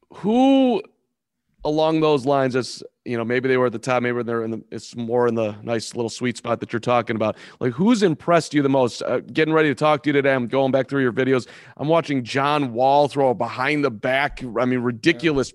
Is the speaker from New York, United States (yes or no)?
no; Chicago, Illinois, United States; I'm from Chicago